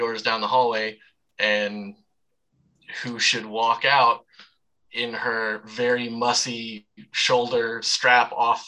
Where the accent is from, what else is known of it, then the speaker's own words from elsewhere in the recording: Savannah, Georgia, United States; accent: Savannah; also born or lived in Macon, Georgia; now in O'Fallon, United States; I grew up in Savannah, so you'll hear tinges of that accent when I say certain things like car oil or fry oil